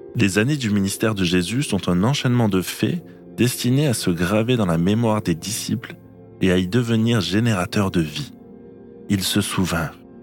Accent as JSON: {"language": "French", "region": "Normandy", "country": "France", "tie": "born or raised there", "moved": "yes", "said": "les lieux de mon enfance en Normandie"}